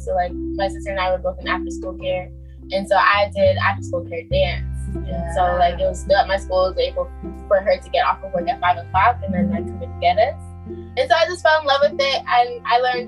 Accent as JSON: {"language": "English", "town": "Miami", "region": "Florida", "country": "United States", "tie": "born or raised there", "said": "I'm from Miami, Florida, but my family is Jamaican"}